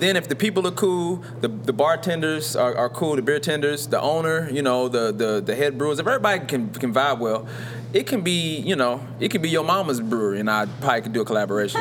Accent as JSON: {"language": "English", "town": "Louisville", "region": "Kentucky", "country": "United States", "said": "I'm from Louisville, Kentucky"}